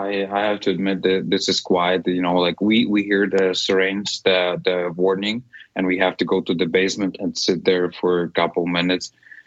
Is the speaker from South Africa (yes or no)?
no; Ukraine; English is a second language; moved away as an adult; also born or lived in Canada; now in Calgary, Canada; I was born actually in Ukraine, but the last 14 years I was in my Canada, become a citizen.